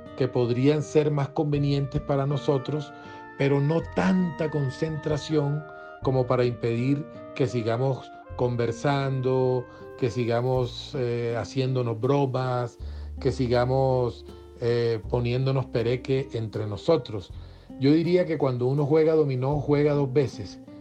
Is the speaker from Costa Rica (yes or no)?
no; Caribbean Region, Colombia; crecí viéndolo jugar en el Caribe, el Caribe del que soy oriundo